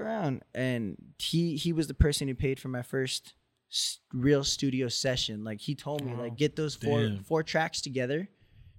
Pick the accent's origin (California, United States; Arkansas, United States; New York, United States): California, United States; Orange County; I was from Orange County